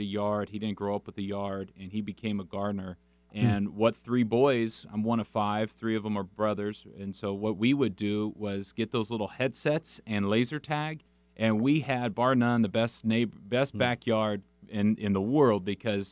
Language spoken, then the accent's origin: English; San Juan Capistrano, California, United States; I grew up in San Juan Capistrano, California